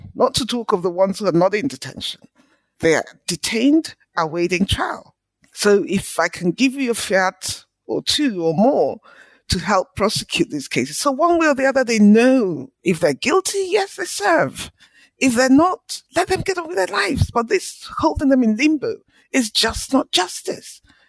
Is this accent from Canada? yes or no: no; Port Harcourt, Rivers State, Nigeria; I was born in Nigeria in the 60s, went to school in Nigeria. All of my early education was in Port Harcourt, which is in the southern part of the country.